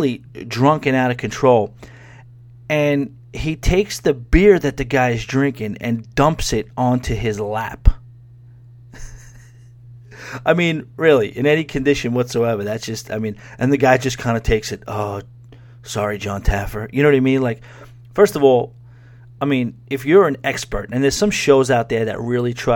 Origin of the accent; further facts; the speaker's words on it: New York, United States; I grew up in New York, but living directly in the city for the last 9 years or so